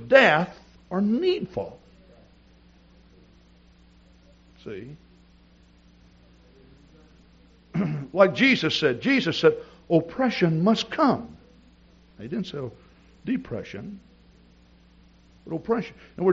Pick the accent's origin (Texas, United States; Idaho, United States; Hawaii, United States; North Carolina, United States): Texas, United States; East; moved away; also born or lived in Wisconsin; I grew up in East Texas